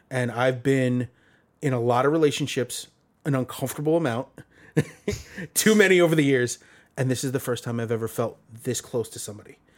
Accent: New York City, New York, United States; growing up in Brooklyn

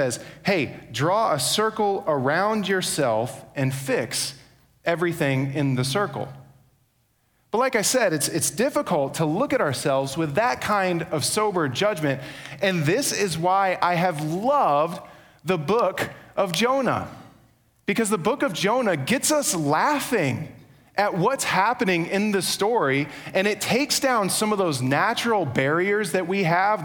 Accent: New York, United States; now in Charlotte, United States; I'm from New York

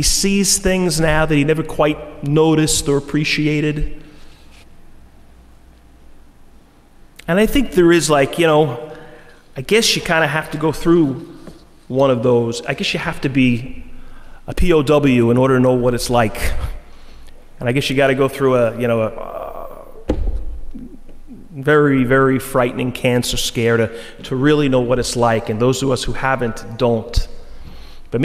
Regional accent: Floral Park, New York, United States; a guy I grew up with in Floral Park

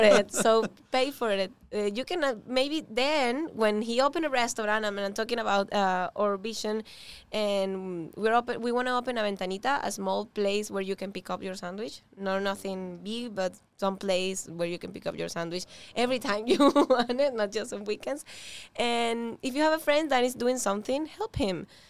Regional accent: Venezuela; English is a second language; moved away as an adult; now in Miami, United States; We are both from Venezuela. We came here alone.

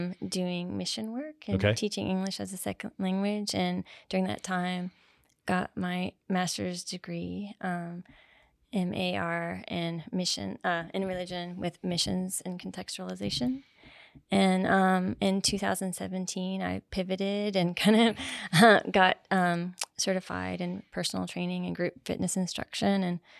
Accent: Maitland, Florida, United States; I grew up in Central Florida in a town called Maitland, just north of Orlando.

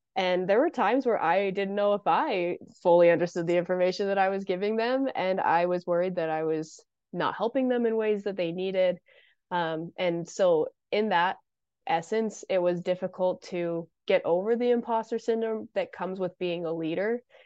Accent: Brigham City, Utah, United States; I am from Brigham City, Utah

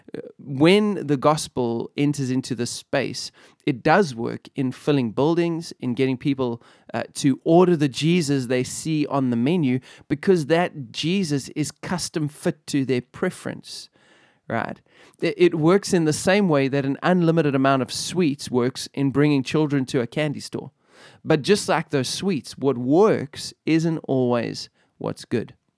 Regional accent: Benoni, Gauteng, South Africa; I come from Benoni.

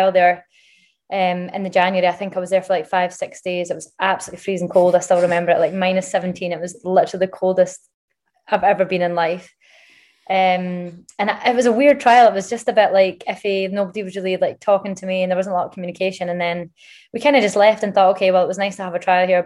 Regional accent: Scotland, United Kingdom; moved away; also born or lived in Germany / England; I'm Scottish through and through

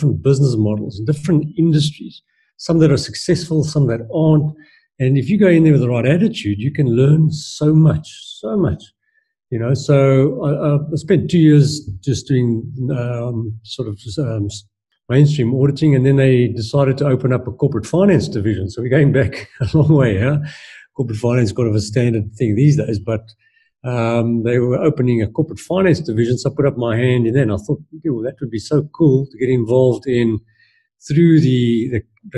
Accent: Johannesburg, Gauteng, South Africa; I was born here in Johannesburg, out in the southern suburbs, and just went to, you know, normal government school there

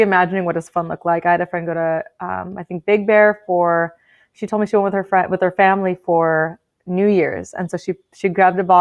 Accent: Oxnard, California, United States; first language Spanish; English is a second language; also born or lived in Harvard, Massachusetts; now in Ventura, United States; I'm born and raised in Oxnard. I'm in Ventura right now, but I'm from Oxnard, from the 805

